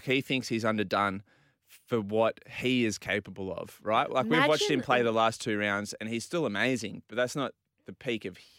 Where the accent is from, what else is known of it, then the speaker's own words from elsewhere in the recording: Port Macquarie, New South Wales, Australia; So I'm from Port Macquarie, so we're pushing up a little bit closer to the Queensland border.